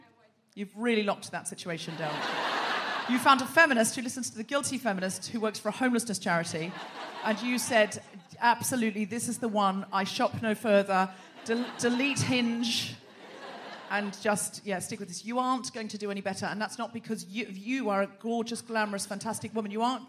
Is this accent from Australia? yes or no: yes; Australia; now in London, United Kingdom; I might remind you that I'm Australian.